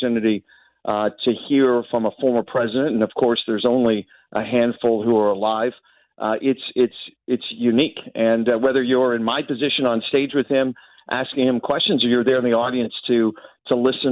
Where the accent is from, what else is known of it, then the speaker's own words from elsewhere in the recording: Toronto, Ontario, Canada; I'm from Toronto